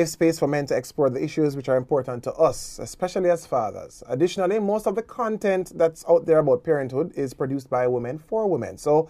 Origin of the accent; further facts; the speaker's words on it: Jamaica; we are Jamaican Dads.